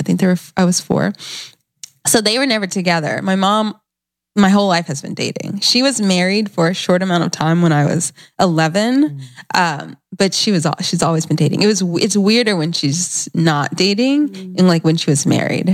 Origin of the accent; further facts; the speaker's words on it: Alpharetta, Georgia, United States; moved away; also born or lived in Gwinnett County, Georgia / Norcross, Georgia / Atlanta, Georgia; So I grew up in Alpharetta, but I actually never lived in Alpharetta.